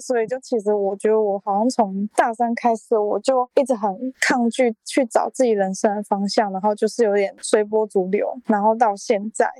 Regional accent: Taichung, Taiwan; 也是在台中啊，我是台中人

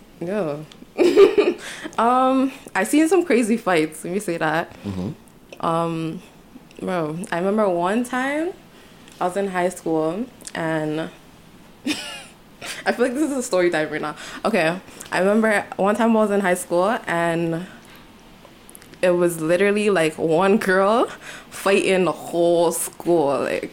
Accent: Toronto, Ontario, Canada; I wasn't born and raised, like, in the hood part mm-hmm. of Rexdale, but I was born and raised in Rexdale

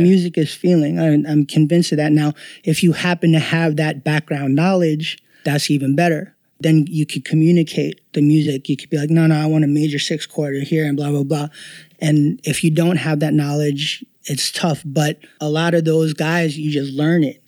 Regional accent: New York City, New York, United States; moved away as an adult; now in New Jersey, United States; I'm born and raised in New York, but I currently live in Jersey

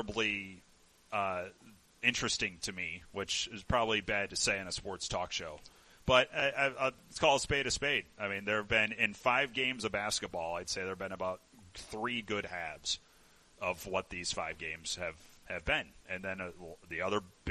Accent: Illinois, United States; moved away; I'm from Illinois originally

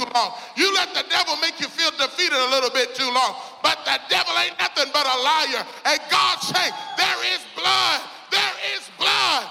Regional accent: Mississippi, United States; now in Little Rock, United States; I'm from Mississippi. I live in Little Rock now, but, you know, Southern boys

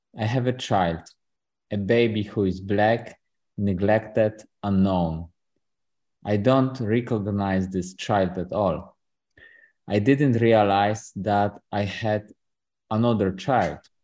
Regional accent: Poland; now in Austin, United States; I was born in Poland, but I'm in Austin right now.

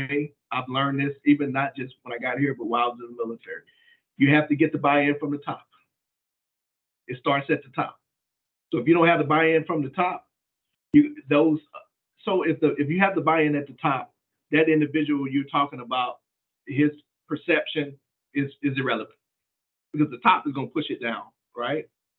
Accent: Mississippi, United States; I grew up in Mississippi.

